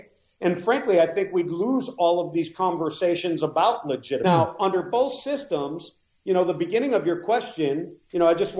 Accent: Minnesota, United States; my home state of Minnesota

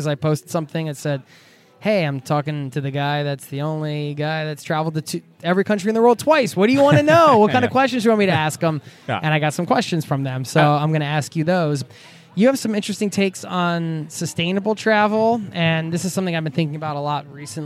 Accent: United States; now in Norway; as an American

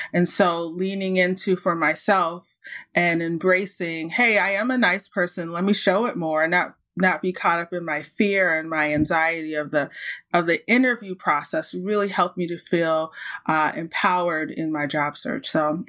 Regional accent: United States; also born or lived in Saudi Arabia; now in Canada; And then obviously the U.S. is one of the countries because I'm from the States. And now I live in Canada.

